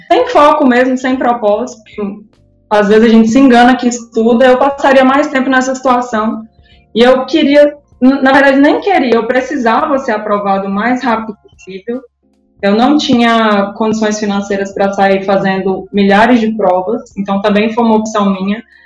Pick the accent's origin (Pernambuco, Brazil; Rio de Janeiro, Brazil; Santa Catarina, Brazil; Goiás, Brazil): Goiás, Brazil; moved away; Eu sou de Goiás, sou natural de Goiás